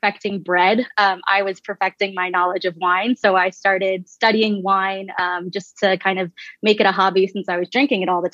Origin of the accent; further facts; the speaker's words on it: Bucks County, Pennsylvania, United States; moved away as an adult; also born or lived in Philadelphia / Austin; now in California, United States; I grew up in Bucks County, and then I lived in Mount Airy for a while